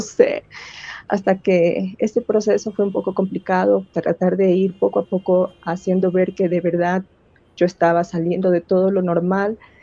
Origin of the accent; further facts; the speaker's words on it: Guayaquil, Guayas, Ecuador; first language Spanish; moved away as an adult; also born or lived in Middle East; en mi ciudad, yo soy de Guayaquil